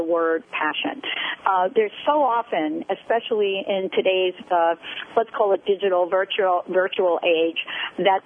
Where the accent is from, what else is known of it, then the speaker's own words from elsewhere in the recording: New York City, New York, United States; growing up on the East Coast from the Bronx